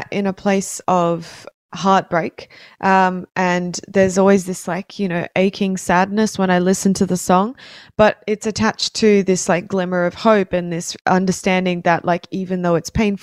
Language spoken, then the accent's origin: English; Brisbane, Queensland, Australia; I'm a musician from Brisbane